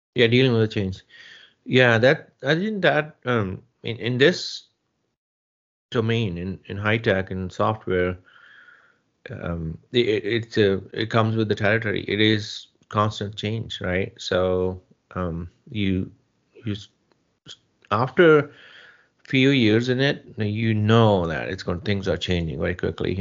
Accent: Jalandhar district, Punjab, India; moved away as an adult; also born or lived in Chandigarh; now in United States; Yes, I'm from India, from Punjab. I was born uh, and raised in a small village and uh, um, in, Punjab, um, Jalandhar district.

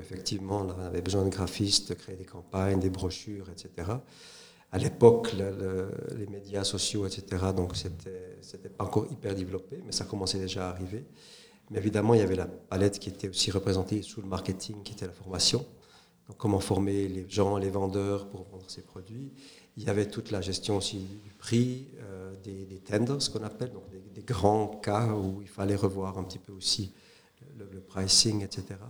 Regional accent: Saint-Aubin, Neuchâtel, Switzerland; also born or lived in St. Gallen / Hong Kong; je suis euh, neuchâtelois, euh, donc né à Neuchâtel, auprès de Neuchâtel, à Saint-Aubin, en 1968

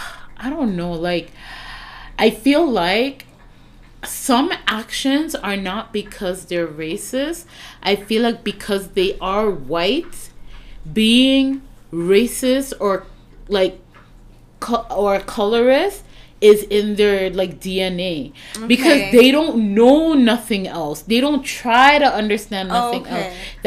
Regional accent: Bronx, New York, United States; Always hear, like, you know, I'm from the Bronx, so you know...

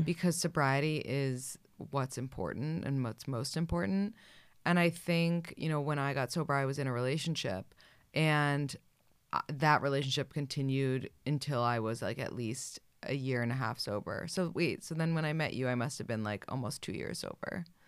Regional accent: New York City, New York, United States; I grew up in New York City

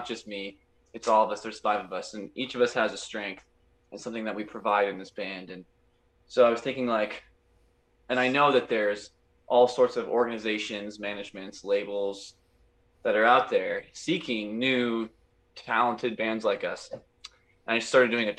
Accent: Klamath Falls, Oregon, United States; We're from Klamath Falls. It's this isolated town in the middle of the high desert in Oregon

